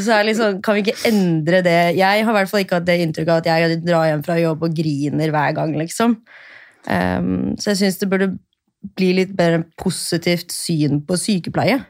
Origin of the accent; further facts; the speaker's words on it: Bærum, Akershus, Norway; moved away as an adult; now in Oslo, Norway; jeg er fra Bærum